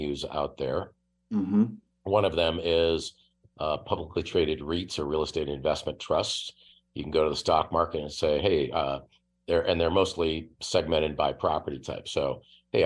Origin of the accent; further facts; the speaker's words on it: Oshkosh, Wisconsin, United States; moved away; I grew up in Oshkosh